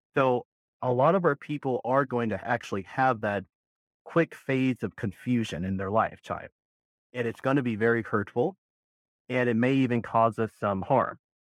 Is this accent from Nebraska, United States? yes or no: no; Berkeley, California, United States; moved away as an adult; now in Southern Nevada, United States; I was born and raised in Berkeley, California. I lived there for a good twenty-six years of my life